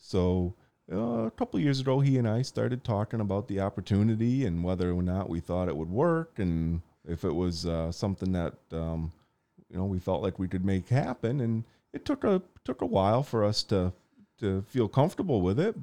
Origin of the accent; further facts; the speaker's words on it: Portland, United States; as a young kid growing up in Portland